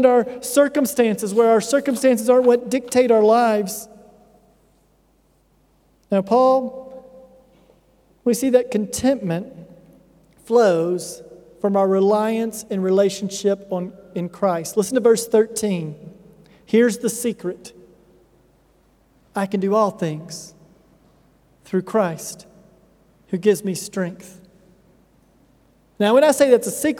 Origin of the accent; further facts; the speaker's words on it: United States; moved away; The culture I come from the United States, one of the most affluent cultures on earth